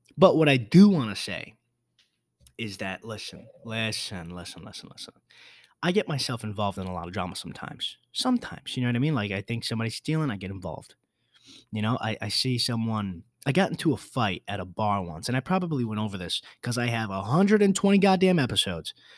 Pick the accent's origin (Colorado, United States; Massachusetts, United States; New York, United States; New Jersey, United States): New York, United States; I'm from New York.